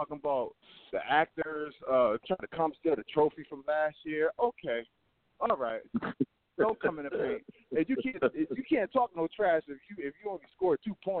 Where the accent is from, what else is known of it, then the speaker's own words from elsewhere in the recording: Bridgeport, Connecticut, United States; now in Atlanta, United States; I'm originally from Bridgeport, Connecticut.